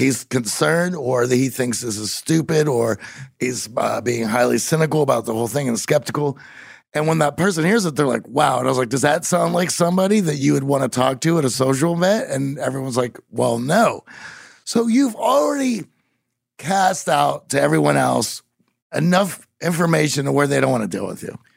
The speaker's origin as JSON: {"language": "English", "town": "Pittsburgh", "region": "Pennsylvania", "country": "United States", "said": "I'm from Pittsburgh and there's no accent going on."}